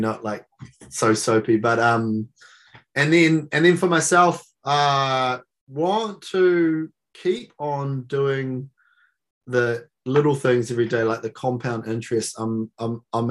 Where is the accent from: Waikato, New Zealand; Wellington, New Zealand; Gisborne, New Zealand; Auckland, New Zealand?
Gisborne, New Zealand; in Gisborne, in my hometown